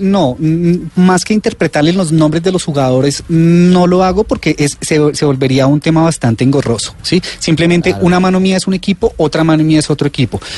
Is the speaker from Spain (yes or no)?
no; Colombia; como colombianos